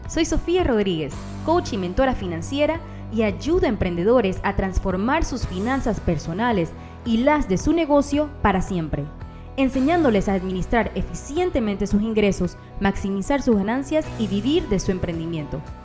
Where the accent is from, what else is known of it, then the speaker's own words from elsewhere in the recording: Panama; moved away as an adult; now in Dubai, United Arab Emirates; soy panameña, pero vivo en Dubái hace ya casi dos años.